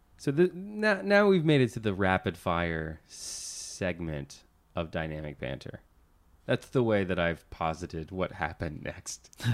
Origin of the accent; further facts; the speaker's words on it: Central Florida, United States; now in Los Angeles, United States; I grew up in Central Florida